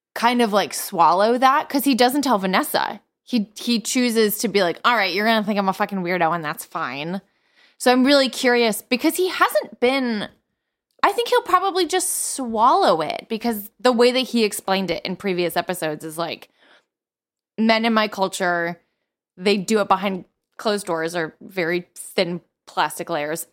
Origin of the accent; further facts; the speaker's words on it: near Crossgates mall, New York, United States; the mall in, close to my hometown